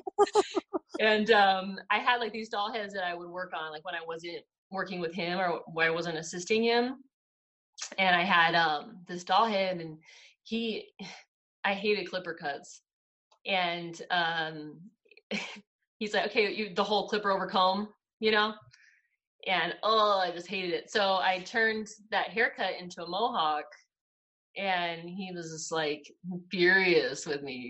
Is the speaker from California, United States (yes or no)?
yes; Victorville, California, United States; also born or lived in Upland, California; I grew up in California, in the high desert. I was I was born in Upland, and I lived in uh, Victorville, the high desert. I lived there till I was 21